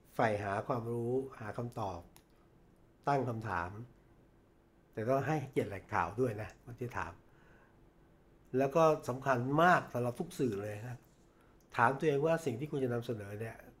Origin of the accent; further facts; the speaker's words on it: Thailand; ผมเป็นคนต่างจังหวัดนะครับ